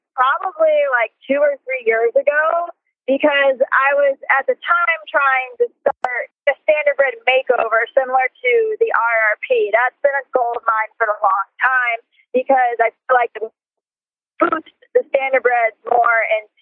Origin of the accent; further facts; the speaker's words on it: near Freehold Raceway, New Jersey, United States; I grew up near Freehold Raceway